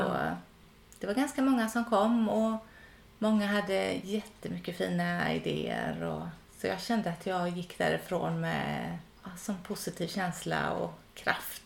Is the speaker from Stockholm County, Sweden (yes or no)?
no; Gothenburg archipelago, Västra Götaland, Sweden; moved away as an adult; Jag är uppvuxen i Göteborgs skärgård